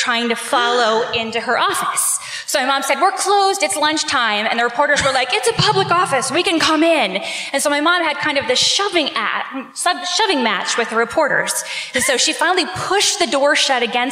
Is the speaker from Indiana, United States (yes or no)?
yes; Bloomington, Indiana, United States; moved away as an adult; now in Indianapolis, United States; my hometown, which is Bloomington, Indiana